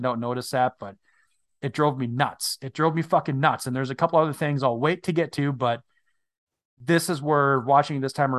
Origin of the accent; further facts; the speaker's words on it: Minnesota, United States; I am from Northern Minnesota, the Canadian border.